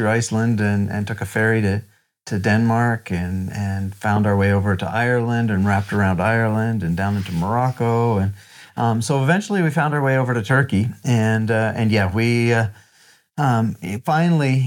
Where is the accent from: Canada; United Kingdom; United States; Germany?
Canada; Ontario; We're from Ontario